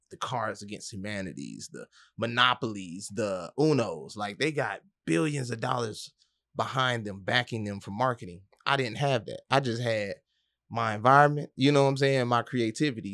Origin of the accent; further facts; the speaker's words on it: Atlanta, Georgia, United States; moved away as an adult; also born or lived in Detroit / Miami / Boston; now in Orlando, United States; born in Detroit, raised in Atlanta